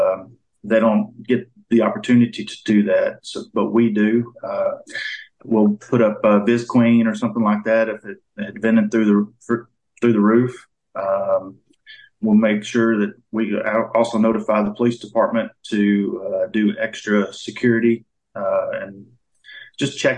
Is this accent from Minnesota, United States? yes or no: no; Hot Springs Village area, Arkansas, United States; born or raised there; also born or lived in Dallas, Texas, United States / Grand Prairie, Texas, United States